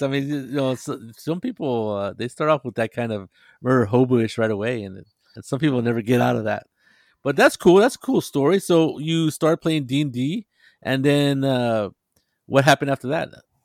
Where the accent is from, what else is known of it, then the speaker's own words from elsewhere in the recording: near Monterey, California, United States; Monterey, California, which is a little town next to my hometown